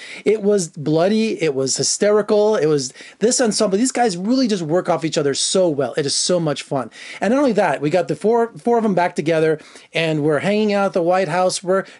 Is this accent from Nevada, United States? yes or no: yes; Las Vegas, Nevada, United States; Someone who's born and raised in Las Vegas, who saw … twice when he was like 8 years old.